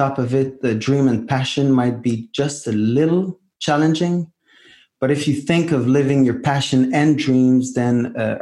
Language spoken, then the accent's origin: English; Montreal, Quebec, Canada; I was born in Montreal, Canada